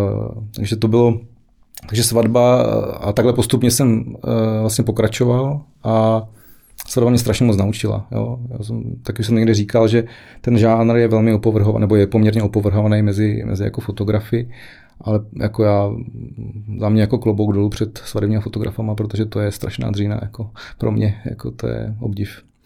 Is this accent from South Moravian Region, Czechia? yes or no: yes; Ruprechtov, South Moravian Region, Czechia; also born or lived in Brno; now in Jedovnice, Czech Republic; pocházím z Malé vesničky, okrez Výškov-Ruprechtov, úplně jako původně